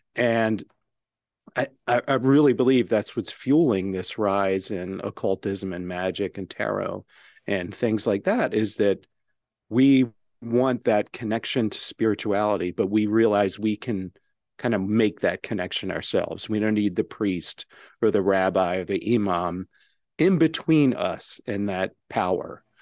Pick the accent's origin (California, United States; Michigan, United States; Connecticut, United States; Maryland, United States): Maryland, United States; my home state of Maryland